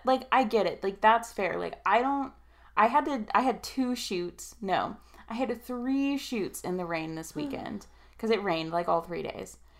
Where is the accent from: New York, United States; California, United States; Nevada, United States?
Nevada, United States; Reno; basically born and raised in here in Reno, Tahoe. Uh, I say uh, basically because we moved here when I was like seven